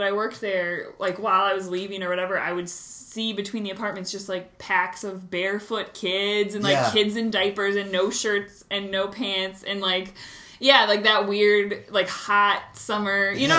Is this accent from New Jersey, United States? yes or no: no; South Dakota, United States; moved away; I'm from South Dakota.